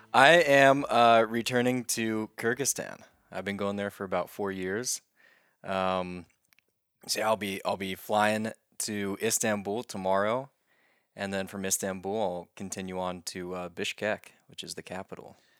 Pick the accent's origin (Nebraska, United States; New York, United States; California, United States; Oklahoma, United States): Oklahoma, United States; moved away; my state, which is Oklahoma, my home state.